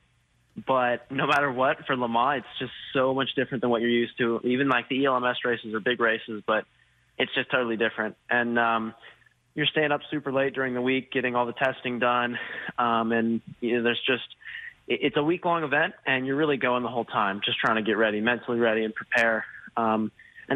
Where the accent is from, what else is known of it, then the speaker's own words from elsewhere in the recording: Colorado, United States; also born or lived in Plano, Texas; I am from Texas. I'm from Texas and grown up in Colorado